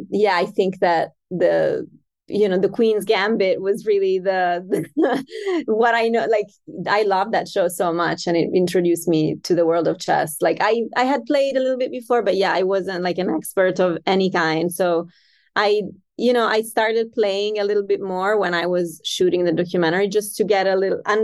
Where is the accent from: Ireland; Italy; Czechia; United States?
Italy; I am from Italy and my mother is from a town that is 30 minutes away from Marostica